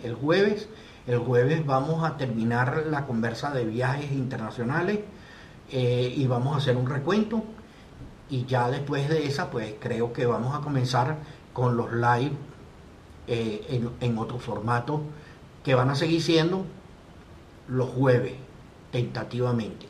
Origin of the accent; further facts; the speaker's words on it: Venezuela; Nosotros como venezolanos hemos tenido toda una serie de problemas directos e indirectos